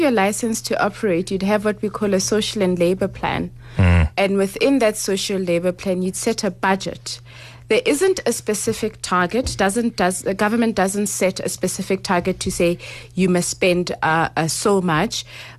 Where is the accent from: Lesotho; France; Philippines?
Lesotho; I don't want to buy a house in Rustenburg when I'm actually from Lesotho.